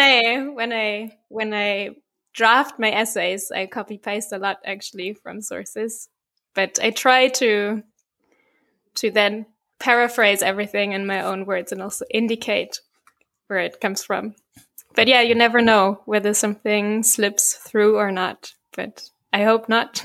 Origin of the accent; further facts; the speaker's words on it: Bavaria, Germany; I'm from, from Bavaria